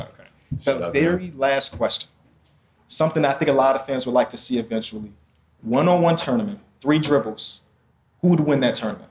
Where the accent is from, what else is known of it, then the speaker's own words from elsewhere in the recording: Chicago, Illinois, United States; we're from Chicago.